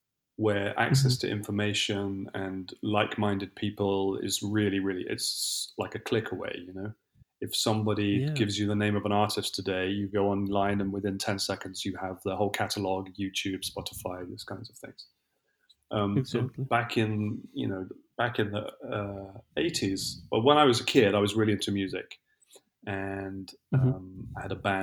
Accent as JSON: {"language": "English", "region": "London", "country": "United Kingdom", "also_born_or_lived": "Italy / Brazil", "moved": "as an adult", "lives_now": "Lisbon, Portugal", "said": "I'm originally from England. I spent most of my life living in London."}